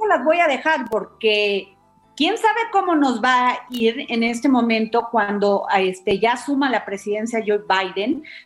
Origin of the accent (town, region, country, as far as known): Mexico